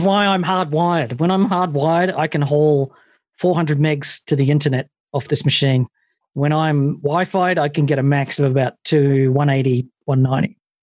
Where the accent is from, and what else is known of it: United Kingdom